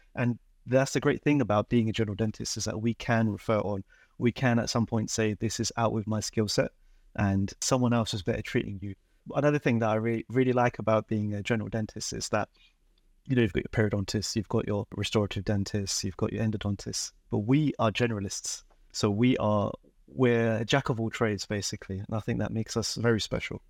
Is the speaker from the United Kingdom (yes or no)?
yes; London, United Kingdom; also born or lived in Dundee, Scotland; I was born and raised in London